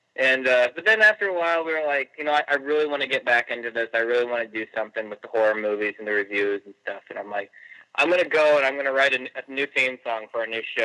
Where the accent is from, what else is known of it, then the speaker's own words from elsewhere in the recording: Iowa, United States; moved away as an adult; we're originally from Iowa